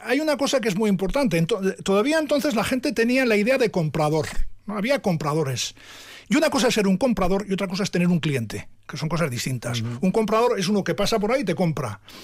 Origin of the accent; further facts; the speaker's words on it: Oreitia, Basque Country, Spain; yo soy de Oreitia de toda la vida y allí estoy, allí vivo, allí nací